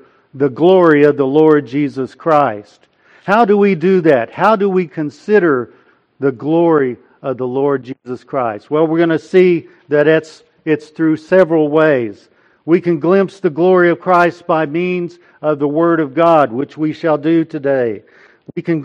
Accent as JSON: {"language": "English", "town": "Del City", "region": "Oklahoma", "country": "United States", "tie": "born or raised there", "also_born_or_lived": "Pennsylvania", "moved": "as an adult", "said": "my hometown of Del City, Oklahoma, where we now live."}